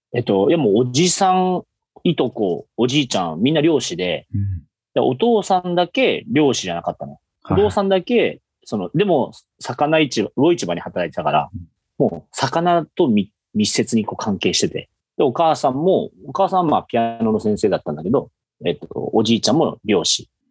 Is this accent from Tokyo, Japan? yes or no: no; Fukuoka, Japan; もともともうずっと福岡で生まれて、福岡で育ったという感じですね